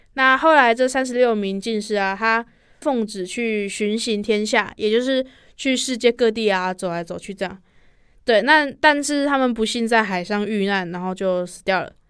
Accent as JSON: {"language": "Chinese", "town": "Donggang", "region": "Pingtung County", "country": "Taiwan", "tie": "born or raised there", "moved": "yes", "lives_now": "Taichung, Taiwan", "said": "我的家乡其实是在屏东东港"}